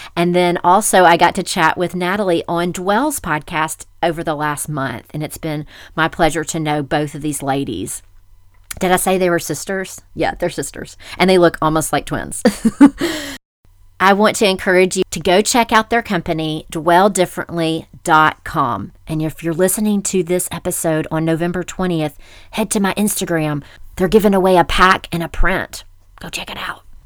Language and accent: English; Memphis, Tennessee, United States; Rachel and I grew up together in Memphis